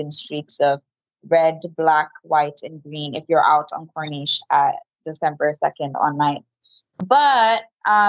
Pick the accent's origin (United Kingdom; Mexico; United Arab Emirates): United Arab Emirates; I am Indian. However, I was born and raised in the UAE